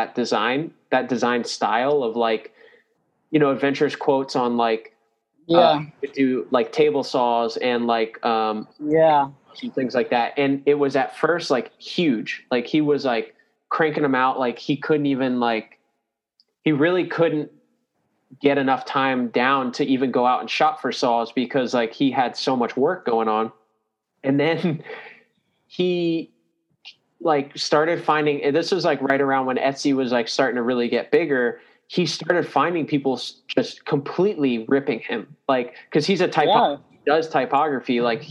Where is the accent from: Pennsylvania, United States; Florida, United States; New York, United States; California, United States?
Florida, United States; New Smyrna Beach; I grew up with him in New Smyrna